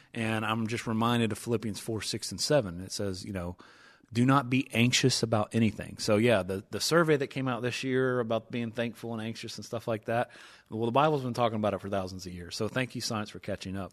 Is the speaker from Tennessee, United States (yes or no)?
yes; East Tennessee, United States; I'm from East Tennessee, uh, gone to Dollywood numerous times, season tickets